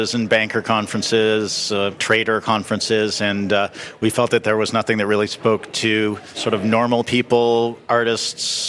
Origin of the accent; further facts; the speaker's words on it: Toronto, Ontario, Canada; moved away; also born or lived in Jamaica; We're both from Toronto. I was back home visiting my family